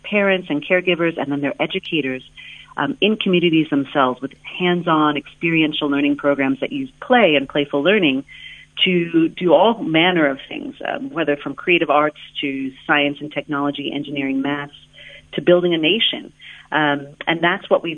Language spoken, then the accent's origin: English; a small town outside of Seattle, Washington, United States; moved away as an adult; now in South Africa; I'm originally from the United States, and I grew up in a small town outside of Seattle in the United States